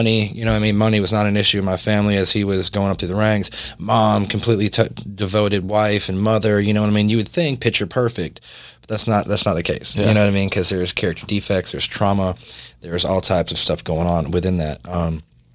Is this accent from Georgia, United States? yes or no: yes; North Georgia, United States; moved away as an adult; now in Jacksonville, United States; I was from North Georgia.